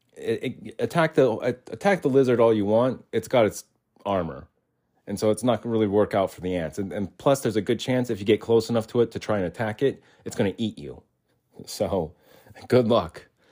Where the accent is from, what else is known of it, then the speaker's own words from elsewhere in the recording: Arizona, United States; And we lived in Arizona. I was born in Arizona, so the whole time I was born in Arizona, yeah, between one and ten